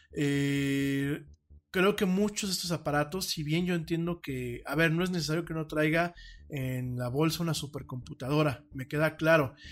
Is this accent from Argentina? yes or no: no; Mexico; yo soy orgullosamente latino y orgullosamente mexicano